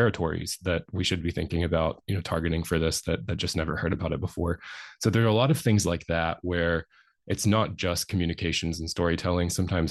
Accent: Alabama, United States; accent: rural North Alabama country; I had a really, really strong rural North Alabama country accent. And North Alabama, so where I grew up is in the Tennessee Valley, but my family culturally are very Appalachian.

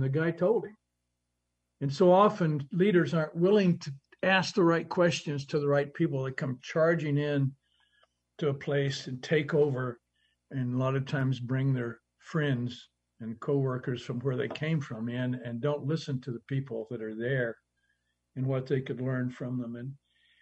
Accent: Hobbs, New Mexico, United States; my hometown of about 30,000 people, Hobbs, New Mexico

